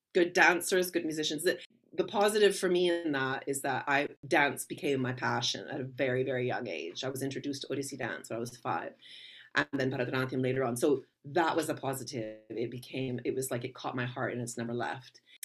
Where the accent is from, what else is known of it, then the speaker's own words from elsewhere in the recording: Vancouver, British Columbia, Canada; I was raised in Vancouver, Canada